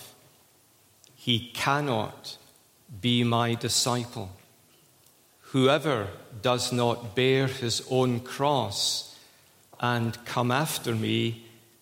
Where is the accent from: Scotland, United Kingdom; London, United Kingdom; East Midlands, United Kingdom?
Scotland, United Kingdom; I'm a Scot